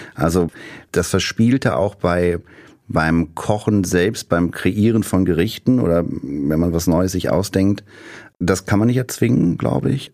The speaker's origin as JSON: {"language": "German", "area": "small town near Bonn", "region": "North Rhine-Westphalia", "country": "Germany", "tie": "born or raised there", "moved": "as an adult", "lives_now": "Berlin, Germany", "said": "Und mein Nester, mein Kaff, aus dem ich komme, ist sehr nah an Haribo Land Bonn dran"}